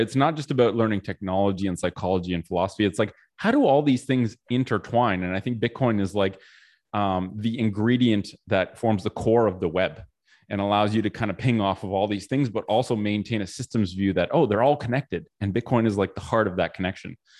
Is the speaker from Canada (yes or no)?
yes; Canada; I was born in Canada